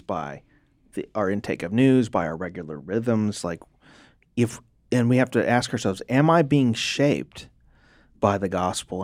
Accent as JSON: {"language": "English", "country": "United States", "said": "American Christians"}